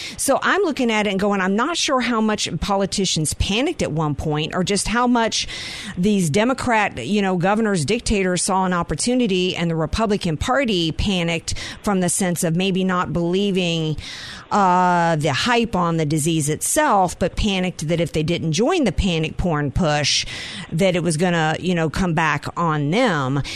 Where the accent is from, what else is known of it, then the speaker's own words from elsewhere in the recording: the South, United States; I come from the South